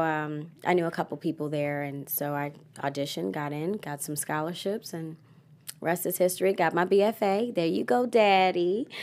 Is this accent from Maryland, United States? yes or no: yes; Baltimore, Maryland, United States; I am from Baltimore